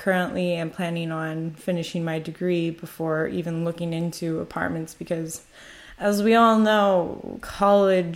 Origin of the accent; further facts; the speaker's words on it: United States; moved away as an adult; also born or lived in Korea; now in Italy; my culture as an American citizen